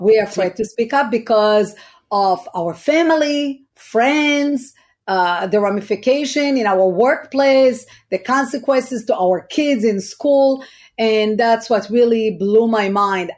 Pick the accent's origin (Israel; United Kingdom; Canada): Israel; now in United States; I was born in Israel, raised in Israel.